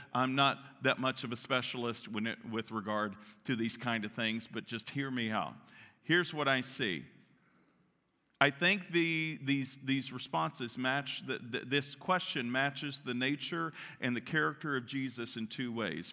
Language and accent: English; Central Kentucky, United States; moved away; I was raised in Kentucky, Central Kentucky, Church of God